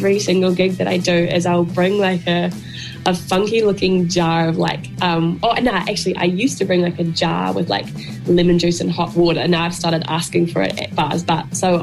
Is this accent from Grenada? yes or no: no; Geraldine, Canterbury, New Zealand; moved away as an adult; I grew up in Geraldine. I spent like the first 18 years of my life there